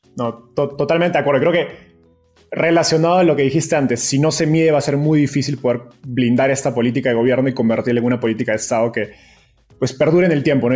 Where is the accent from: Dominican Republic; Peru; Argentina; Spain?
Peru; now in Mexico; siendo peruano